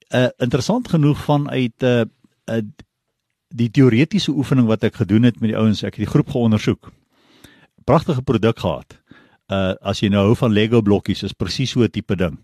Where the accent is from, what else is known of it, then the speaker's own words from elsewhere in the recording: Pretoria, Gauteng, South Africa; ek het groot geword in basies Pretoria daar, laerskool, hoërskool